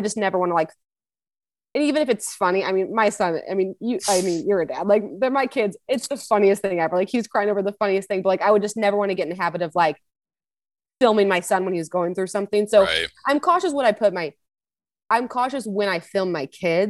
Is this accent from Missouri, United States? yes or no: yes; Missouri, United States; I'm born and raised in Missouri